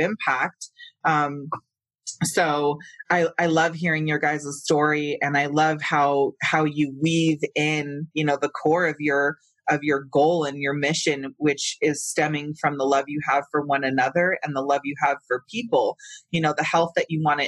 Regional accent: Santa Cruz, California, United States; moved away as an adult; now in Colorado, United States; I come from California, where cannabis culture was thriving. Yeah. I'm from, you know, the San Francisco Bay Area, Northern California, Santa Cruz

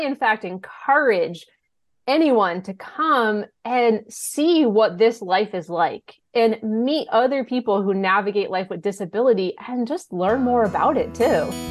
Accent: Blackstone, Massachusetts, United States; moved away as an adult; also born or lived in Westfield, Massachusetts; now in Franklin, United States; I grew up in Blackstone

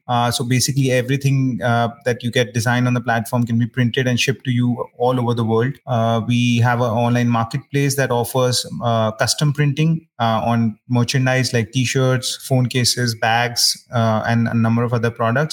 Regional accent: New Delhi, Delhi, India; also born or lived in United Kingdom; I, am born and brought up in New Delhi, India

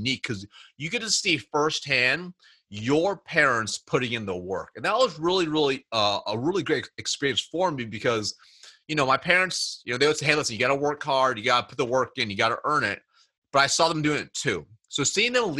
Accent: Springfield, Oregon, United States; I was born and raised in Springfield, Oregon, which is just a little town in Oregon

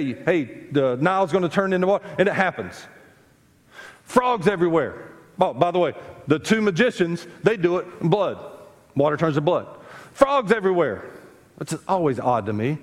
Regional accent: South Carolina, United States; I grew up in South Carolina

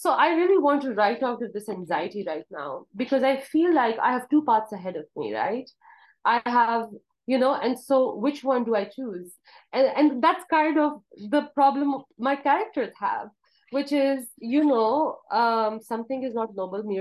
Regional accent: Kohat, Khyber Pakhtunkhwa, Pakistan; moved away as an adult; now in United States; when I was growing up in Kohat

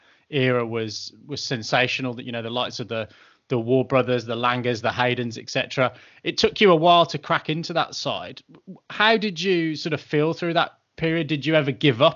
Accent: England, United Kingdom; as an Englishman

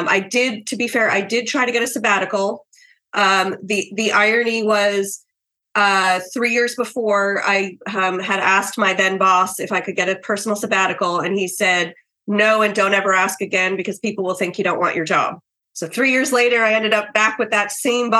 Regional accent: New York, United States; moved away as an adult; I'm a New Yorker

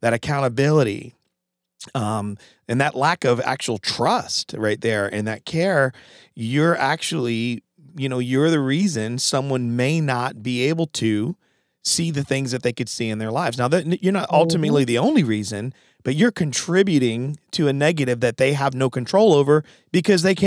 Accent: Connecticut, United States; I'm from Connecticut

